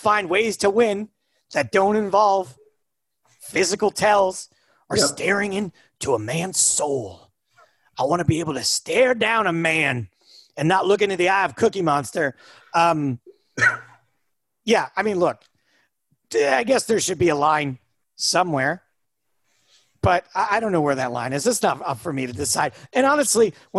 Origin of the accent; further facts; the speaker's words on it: United States; I grew up about 4 hours from Canada